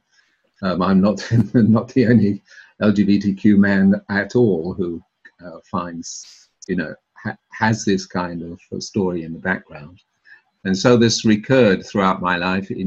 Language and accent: English; London, United Kingdom; moved away as an adult; also born or lived in Cambridge / Bologna, Italy / Tuscany, Italy / Japan; I was born in South London to Welsh parents